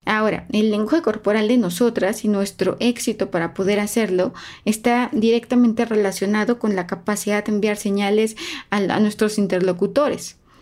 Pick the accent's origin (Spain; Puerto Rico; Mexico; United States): Mexico; somos un país especialmente cálido. Somos eh, los mexicanos, los latinos, somos muy cálidos